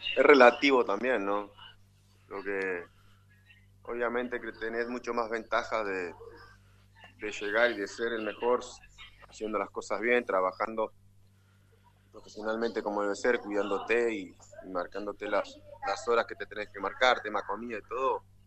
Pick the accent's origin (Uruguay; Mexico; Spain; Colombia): Uruguay; Artigas; En mi ciudad natal, Artigas, capital, al norte del país